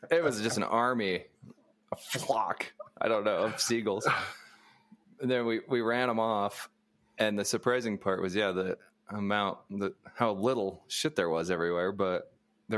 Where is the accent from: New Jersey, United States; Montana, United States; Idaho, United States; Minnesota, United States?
Idaho, United States; I'm from Idaho.